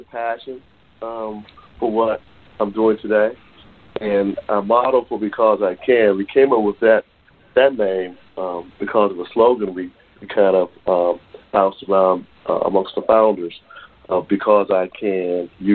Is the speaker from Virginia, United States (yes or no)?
no; Washington, District of Columbia, United States; I grew up in Southeast Washington, D.C., went on to major in computer science at North Carolina State University.